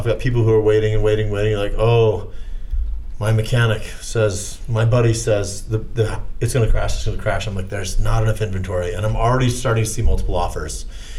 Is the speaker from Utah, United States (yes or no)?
yes; Highland, Utah, United States; I grew up in Highland and I love the half acre lots and the space and running around in the fields